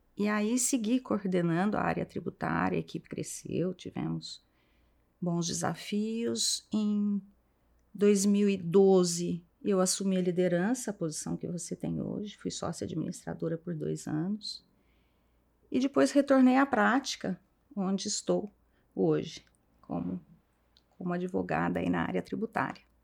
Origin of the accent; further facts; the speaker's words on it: Franca, São Paulo, Brazil; moved away as an adult; now in São Paulo, Brazil; venho de Franca, me formei, estudei em Franca. Vim para São Paulo para cursar o meu mestrado